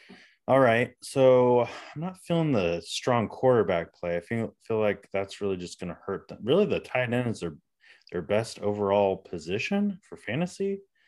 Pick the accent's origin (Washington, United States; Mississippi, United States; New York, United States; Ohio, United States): Washington, United States; Prosser; I was born in Prosser